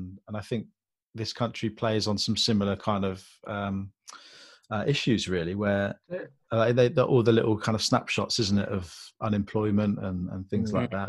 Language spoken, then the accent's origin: English; Bourton-on-the-Water, South West England, United Kingdom; I grew up in Boughton-on-the-Water, went to school around there